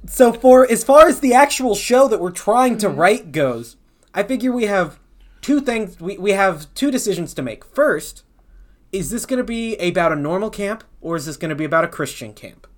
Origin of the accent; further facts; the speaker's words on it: the South, United States; we're from the South